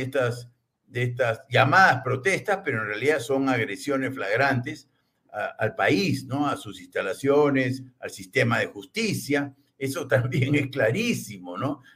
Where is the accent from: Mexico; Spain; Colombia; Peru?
Peru; como los peruanos